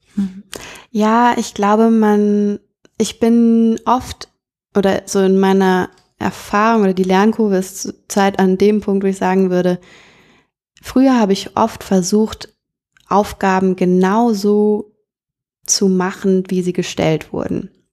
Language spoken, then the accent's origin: German; North Rhine-Westphalia, Germany; moved away; bei uns in NRW äh, in der Kleinstadt, in der ich aufgewachsen bin